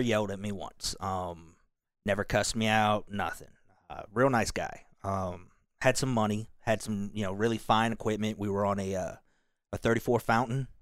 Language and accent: English; Kentucky, United States; moved away; also born or lived in Seoul, South Korea; they raised me in Kentucky.